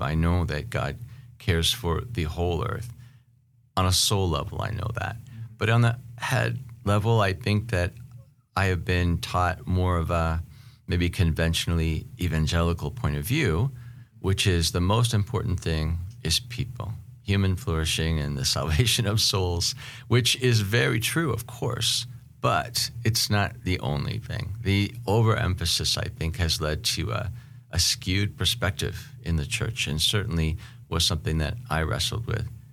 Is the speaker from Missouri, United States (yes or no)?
no; Seattle, Washington, United States; moved away; also born or lived in Istanbul / Chicago / Vancouver; I was born and raised in Seattle